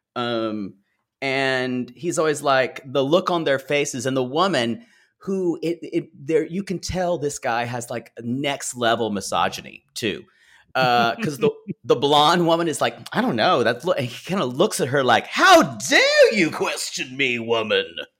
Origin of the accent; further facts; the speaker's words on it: the South, United States; I grew up Methodist, but around a lot of Baptist churches, um, and, uh, growing up in the South